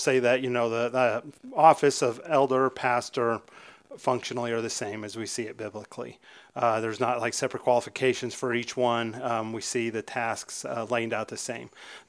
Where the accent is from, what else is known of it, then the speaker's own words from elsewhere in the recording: Alaska, United States; moved away; I was not raised here. I was raised up in Alaska, and the church I was raised in actually did have elders.